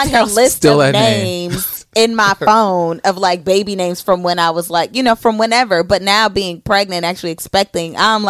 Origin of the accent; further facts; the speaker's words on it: Elkhart, Indiana, United States; I'm from Elkhart, Indiana.